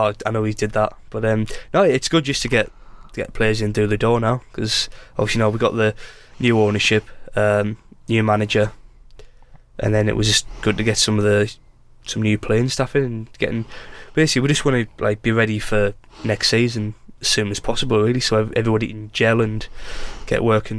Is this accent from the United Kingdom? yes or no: yes; England, United Kingdom; Yeah, it's all like great, they're English. I'm English. I am English.